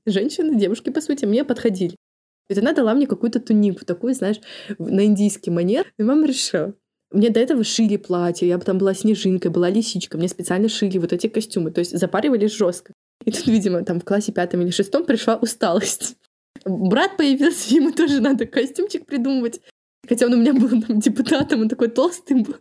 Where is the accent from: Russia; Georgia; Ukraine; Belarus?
Belarus; Kobryn, Brest Region; moved away as an adult; у меня в Кобрине дело в том, что, ну, в моём родном городе у меня лучшие подружки